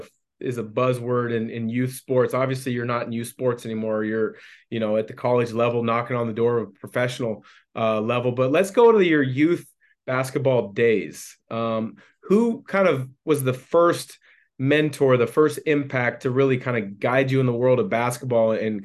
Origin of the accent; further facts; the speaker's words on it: Vancouver, Washington, United States; So myself, growing up in the Portland area, Vancouver, Washington, there was an athletic club that I had to go test myself at.